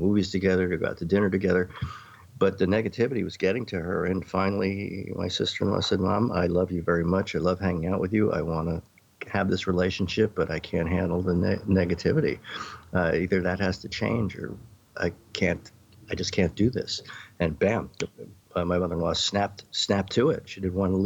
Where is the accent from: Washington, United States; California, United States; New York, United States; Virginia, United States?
New York, United States; New York City; I grew up in New York City